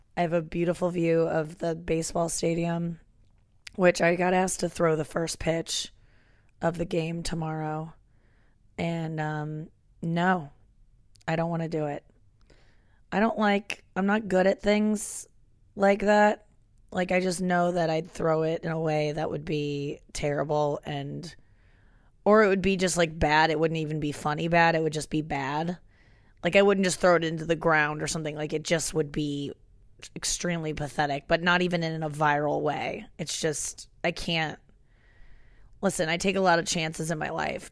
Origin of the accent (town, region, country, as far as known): St. Louis, Missouri, United States; born or raised there; moved away